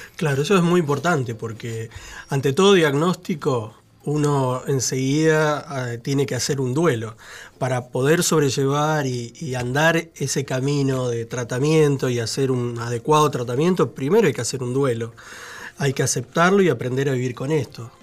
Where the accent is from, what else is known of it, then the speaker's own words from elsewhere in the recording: Santa Fe, Argentina; now in Buenos Aires, Argentina; nosotros somos de Santa Fe, de un pueblito de 3.000 habitantes